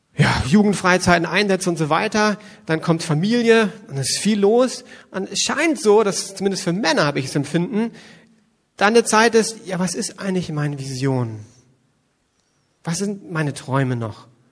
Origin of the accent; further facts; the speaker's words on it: West Germany, Germany; ich komme aus Westdeutschland